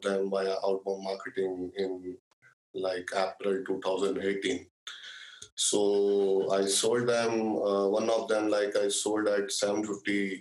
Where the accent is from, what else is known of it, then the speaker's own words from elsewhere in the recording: New Delhi, Delhi, India; I am from New Delhi City, the capital of India.